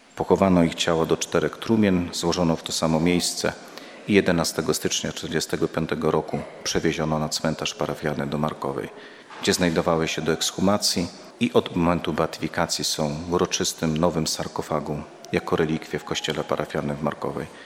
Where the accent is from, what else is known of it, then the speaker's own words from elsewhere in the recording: Łańcut, Subcarpathian Voivodeship, Poland; sam pochodzę z Łańcuta, to jest moje rodzinne miasto